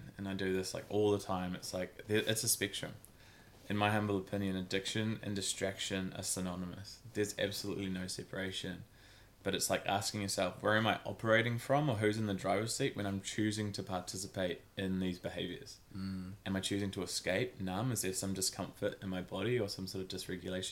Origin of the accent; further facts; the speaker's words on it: New Zealand; also born or lived in Christchurch, New Zealand / Auckland, New Zealand; I grew up in Christchurch, New Zealand, moved up to Auckland City at about maybe 10 years old